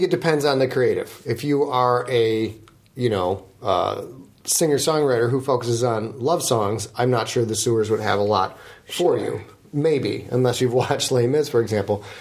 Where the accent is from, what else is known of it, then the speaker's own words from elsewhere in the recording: United States; as an American